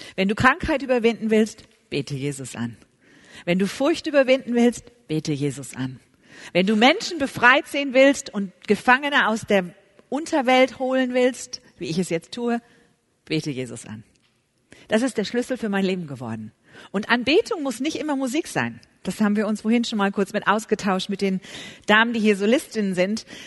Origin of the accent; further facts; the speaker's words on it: Germany; wie wir deutschen Frauen so sind